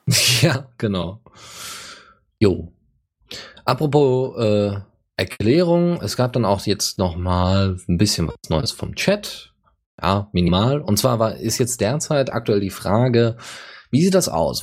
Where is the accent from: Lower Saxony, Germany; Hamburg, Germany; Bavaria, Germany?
Bavaria, Germany; bei uns in Bayern